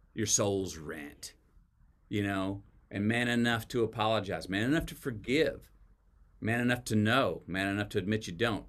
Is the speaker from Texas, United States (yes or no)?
yes; Texas, United States; as a Texan